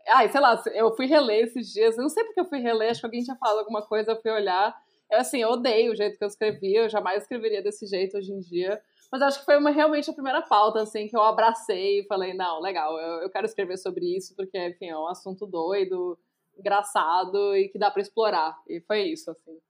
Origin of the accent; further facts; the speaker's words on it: São Paulo, Brazil; eu sou nascida e criada em São Paulo, especificamente em Santa Amaro.